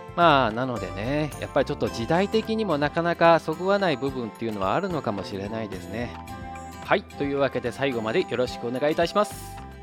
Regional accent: Japan; now in Taiwan; 日本の僕台湾人パートナーを持つ日本人

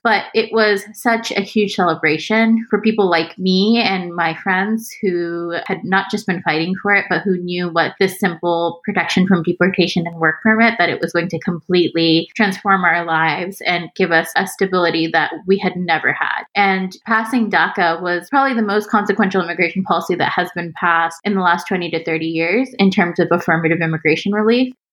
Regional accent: Houston, Texas, United States; moved away as an adult; also born or lived in Pakistan / Austin, Texas; now in Bay Area, United States; I grew up in Houston. Like it's it's the place that I definitely consider my hometown.

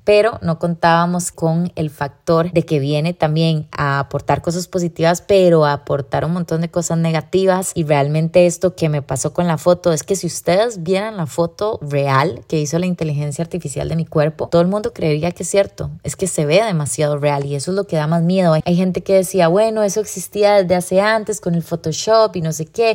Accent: Costa Rica; como sociedad costarricense

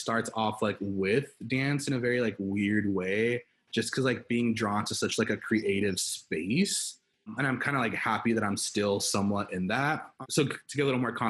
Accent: Los Angeles, California, United States; born and raised in Los Angeles, California

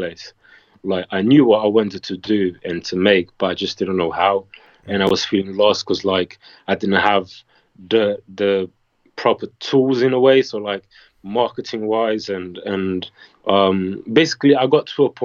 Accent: Portugal; my hometown is not that touristy

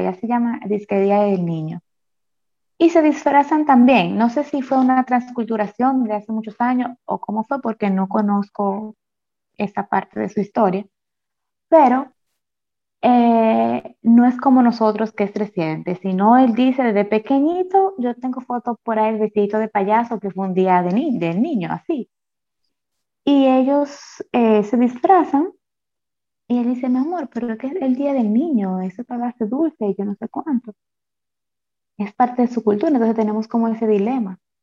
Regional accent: Dominican Republic; como dominicanos

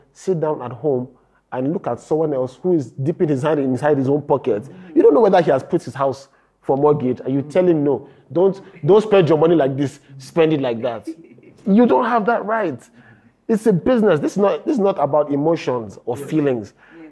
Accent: Nigeria; as a Nigerian

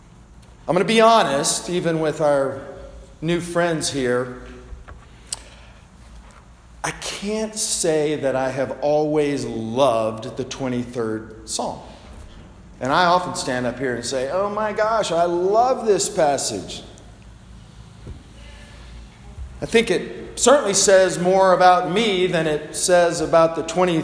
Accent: the South, United States; I grew up in the South

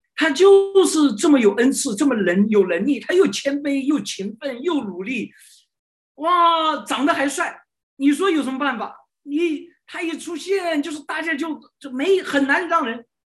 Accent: China; 我们中国人

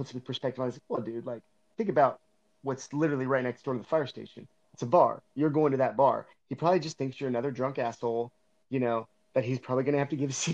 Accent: Northern Kentucky, United States; moved away; I grew up in Northern Kentucky, which is right across the river from Cincinnati, Ohio

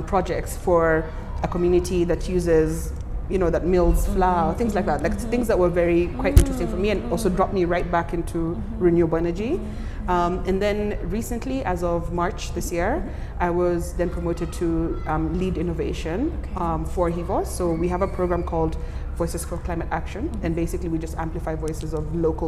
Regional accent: Kenya; moved away as an adult; also born or lived in Canberra, Australia; I need to be in my home country to do that, and that's Kenya.

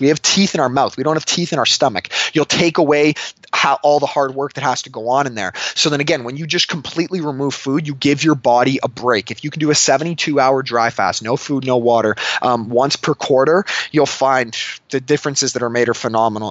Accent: Canada; moved away; I'm from Canada, and I love it there

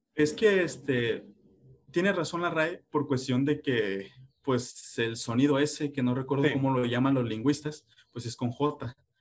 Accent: Mexico

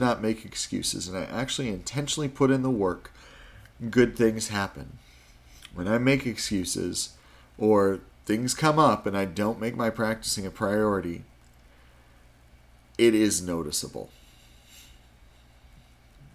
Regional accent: Wisconsin, United States; I grew up in Wisconsin, which was not far from Chicago

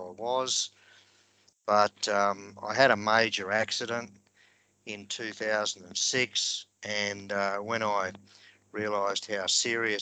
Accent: Grafton, New South Wales, Australia; moved away as an adult; also born or lived in Sydney / United Kingdom / Libya / Ipswich; I was born in Grafton, which is on the banks of the Clarence River. So all of my early life was spent in or around the river.

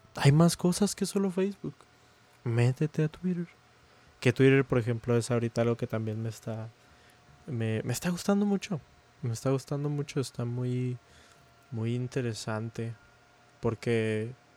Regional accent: Mexico; now in United States; somos de México, pero aquí en Estados Unidos sí se celebra. Aparte, estudio en Estados Unidos

